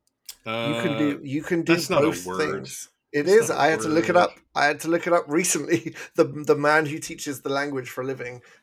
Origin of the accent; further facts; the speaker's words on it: England, United Kingdom; now in Canada; I'm English